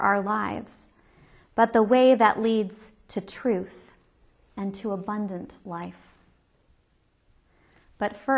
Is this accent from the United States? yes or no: yes; Kansas, United States; I'm from Kansas, where the Wizard of Oz is our formative myth